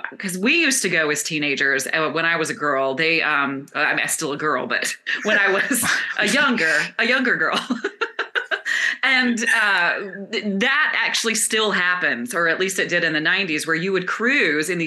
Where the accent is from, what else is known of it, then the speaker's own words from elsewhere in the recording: the South, United States; And I grew up in the South in beauty pageants.